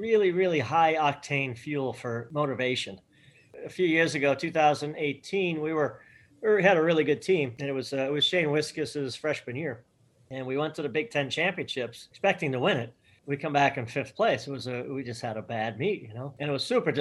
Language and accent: English; Boston, Massachusetts, United States; moved away as an adult; also born or lived in Minnesota; I'm from Boston